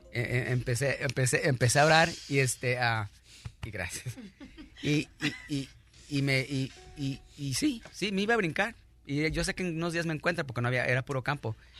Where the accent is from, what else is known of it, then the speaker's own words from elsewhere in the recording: Mexico; now in United States; yo soy mexicano